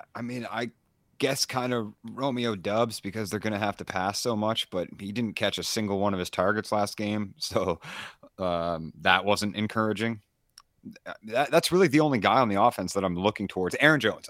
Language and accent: English; East Coast of Canada, Eastern Canada, Canada; I'm from the East Coast